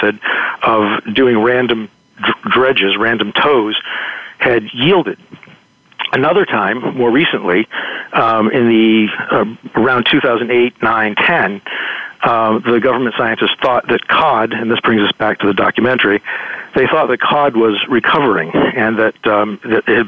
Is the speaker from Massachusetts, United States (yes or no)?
yes; New Bedford, Massachusetts, United States; I grew up in New Bedford, Massachusetts